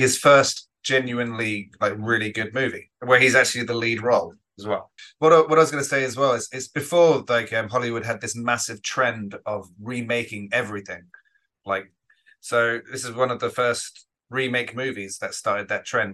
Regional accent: England, United Kingdom; I'm an Englishman

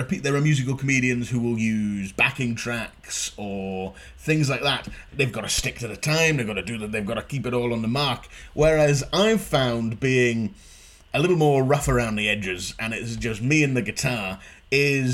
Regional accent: Inverness, Scotland, United Kingdom; moved away; also born or lived in Glasgow; growing up in Inverness as well, there wasn't really a comedy scene at the time

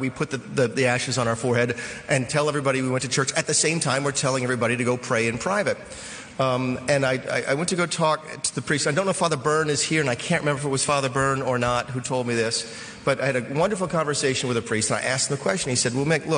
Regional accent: the South, United States; I'm Roman Catholic from the South

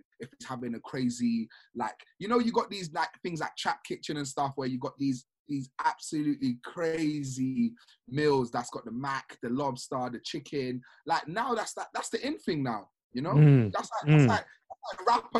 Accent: Sierra Leone

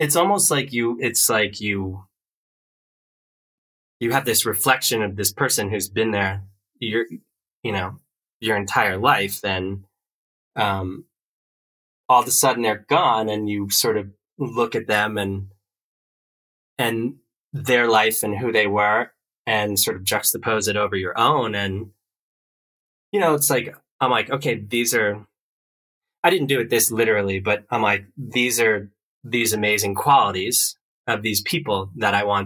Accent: East Coast, New Jersey, United States; moved away as an adult; I grew up on the East Coast

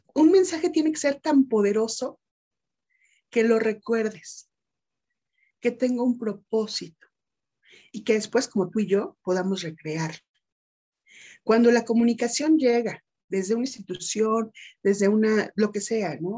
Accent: State of Mexico, Mexico; also born or lived in Metepec; soy orgullosamente mexicana por parte de provincia, soy mexiquense, radico en un municipio mágico, ¿no? Que es Metepec

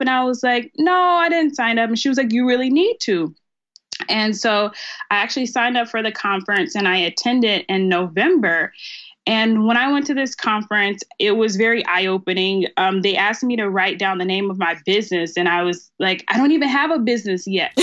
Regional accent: Starkville, Mississippi, United States; moved away as an adult; also born or lived in Memphis, Tennessee / Texas; now in Dallas, United States; I'm originally from Starkville, Mississippi. It's a very country small town

